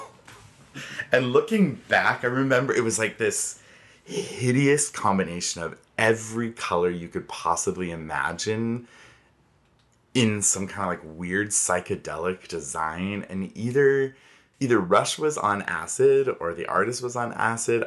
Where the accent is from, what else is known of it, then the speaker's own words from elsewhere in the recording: Inland Empire, California, United States; moved away; also born or lived in Idaho; I grew up in California in this fun little center of the triangle between Palm Springs, Los Angeles, and San Diego called the Inland Empire.